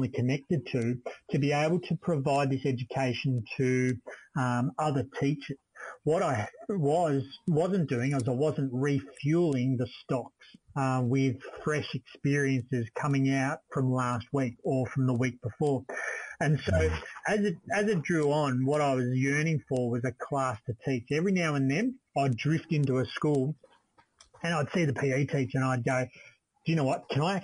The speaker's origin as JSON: {"language": "English", "country": "Australia", "said": "being Australian"}